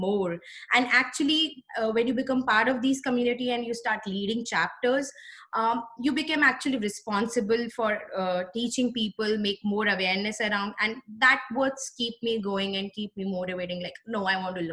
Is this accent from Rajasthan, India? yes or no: no; New Delhi, Delhi, India; moved away; this was one university in my hometown, that's New Delhi, the capital of India